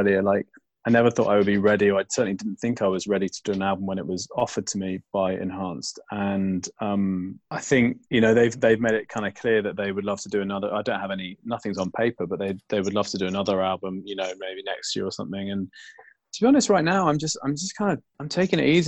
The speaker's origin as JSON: {"language": "English", "region": "London", "country": "United Kingdom", "tie": "born or raised there", "said": "growing up in London when trance wasn't big"}